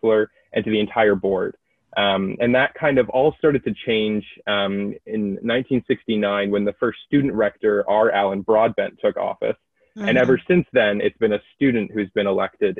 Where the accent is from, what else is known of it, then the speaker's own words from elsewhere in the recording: New Hamburg, Ontario, Canada; now in Kingston, Canada; I come from New Hamburg, Ontario, which is near Kitchener-Waterloo area